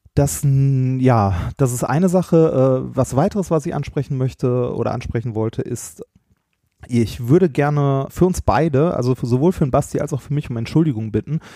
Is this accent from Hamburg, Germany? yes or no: no; Ruhr area, North Rhine-Westphalia, Germany; wir kommen beide halt aus dem Pott mit einer sehr rauen Sprache und in unserer Jugend hat man behindert zum Beispiel als Schimpfwort benutzt